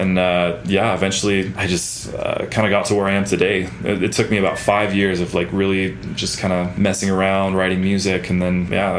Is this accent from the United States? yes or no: yes; Alaska, United States; moved away as an adult; now in Utah, United States; Growing up in Alaska, I lived out in the middle of nowhere, pretty much out in the woods.